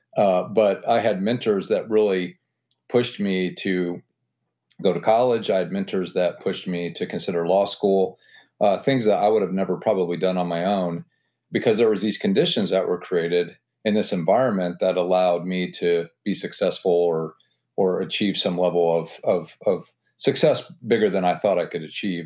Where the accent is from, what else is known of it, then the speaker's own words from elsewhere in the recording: Butler, Indiana, United States; also born or lived in Auburn, Indiana / Hillsdale, Michigan / Washington, D.C. / Los Angeles; I'm from Butler, Indiana. I grew up in a town of about twenty-five hundred people